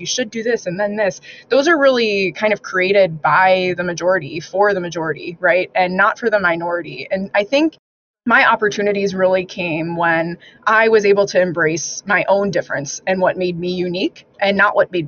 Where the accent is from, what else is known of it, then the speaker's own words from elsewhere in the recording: Arizona, United States; moved away; growing up in Arizona, that just wasn't part of our lexicon.